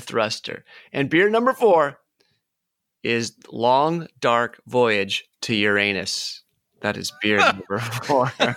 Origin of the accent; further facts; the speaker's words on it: United States; I'm American